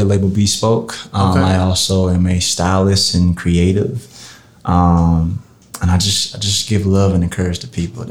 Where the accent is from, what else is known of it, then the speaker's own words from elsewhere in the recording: Marietta, Georgia, United States; also born or lived in Atlanta, Georgia; I'm born and raised and came up in the city of Marietta